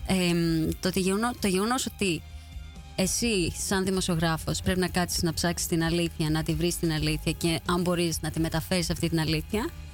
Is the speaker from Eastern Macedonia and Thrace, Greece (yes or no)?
no; Kaisariani, Attica, Greece; moved away as an adult; now in Netherlands; και έζησα εκεί μέχρι τα 24 μου χρόνια όταν και αποφάσισα να φύγω από την ε, Ελλάδα και να βρεθώ στην Ολλανδία